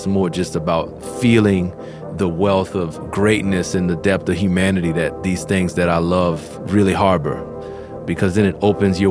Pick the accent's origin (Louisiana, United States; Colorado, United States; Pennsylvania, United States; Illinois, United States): Louisiana, United States; New Orleans; growing up in New Orleans